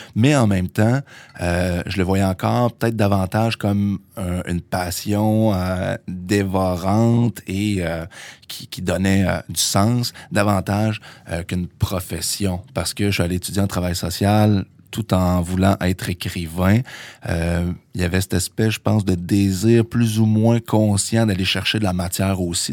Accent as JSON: {"language": "French", "town": "Trois-Rivières", "region": "Quebec", "country": "Canada", "also_born_or_lived": "Sherbrooke", "moved": "as an adult", "said": "je viens de Trois-Rivières à la base"}